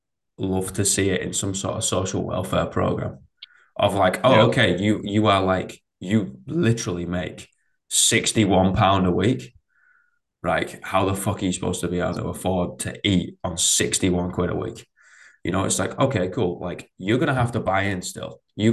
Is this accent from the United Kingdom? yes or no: yes; England, United Kingdom; I'm English